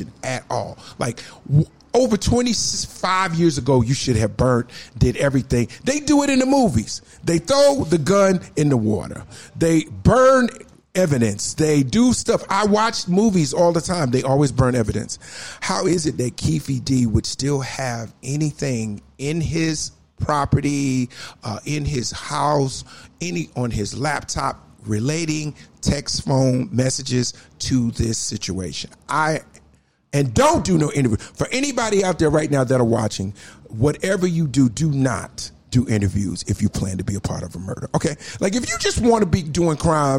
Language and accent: English; Newark, New Jersey, United States; I'm from Newark, New Jersey, a.k.a. Brick City.